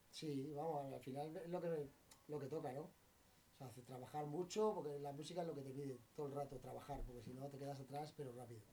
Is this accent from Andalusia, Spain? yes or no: no; Madrid, Community of Madrid, Spain; al final yo nací aquí